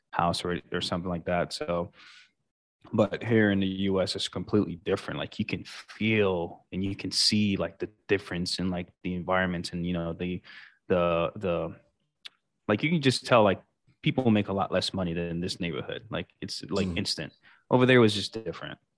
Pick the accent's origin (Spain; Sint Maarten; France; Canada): Sint Maarten; growing up in St. Martin, I mean, honestly, I've never really thought about you know rich, poor, or anything like that. It was just a peaceful island all around.